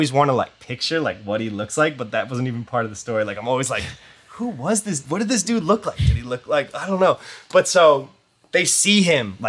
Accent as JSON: {"language": "English", "region": "East Coast", "country": "United States", "said": "We're from the East Coast"}